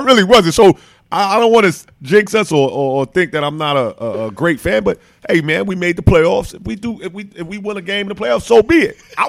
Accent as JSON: {"language": "English", "town": "New York City", "region": "New York", "country": "United States", "also_born_or_lived": "Atlanta", "moved": "as an adult", "said": "I'm from New York"}